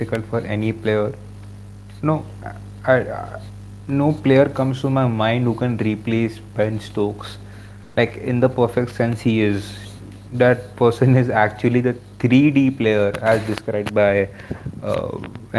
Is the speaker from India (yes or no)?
yes; India; as an Indian